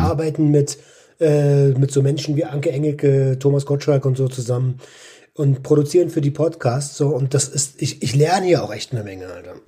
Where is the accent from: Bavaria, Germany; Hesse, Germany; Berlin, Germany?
Berlin, Germany; als Berliner